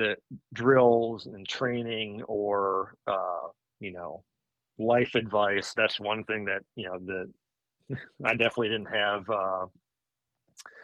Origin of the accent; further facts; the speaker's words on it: New York, United States; moved away; I grew up in New York, moved down a little bit